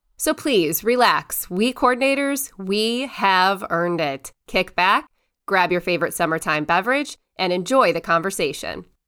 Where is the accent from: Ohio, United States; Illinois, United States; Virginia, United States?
Ohio, United States; Cleveland; I am from Cleveland, born and raised a Browns fan